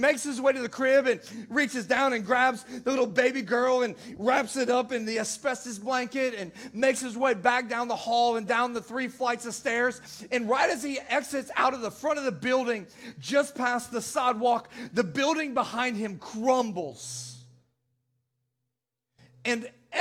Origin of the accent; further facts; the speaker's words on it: Naperville, Illinois, United States; I'm from the Chicagoland area